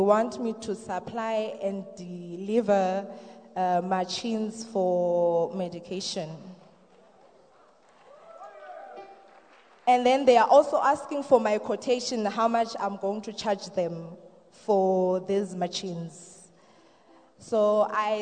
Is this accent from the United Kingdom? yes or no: no; Eastern Cape, South Africa; moved away as an adult; now in Pretoria, South Africa; I'm from Eastern Cape